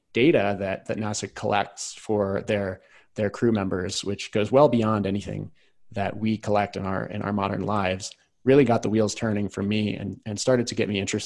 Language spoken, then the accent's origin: English; rural Virginia, United States; I grew up in rural Virginia, about an hour south of Washington, D.C.